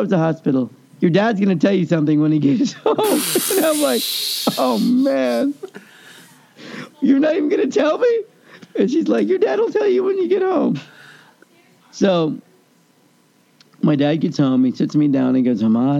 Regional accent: Kansas City, Missouri, United States; moved away; I grew up in Kansas City

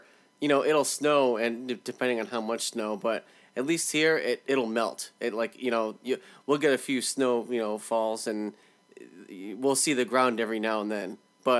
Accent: New England, United States; I'm from New England, home of the Super Bowl losers.

